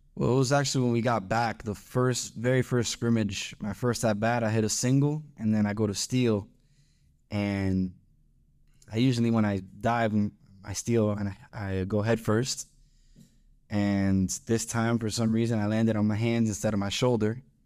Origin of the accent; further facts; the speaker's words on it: Miami, Florida, United States; moved away as an adult; now in Ruston, United States; I'm from Miami, Florida. Uh, that's where I was born and raised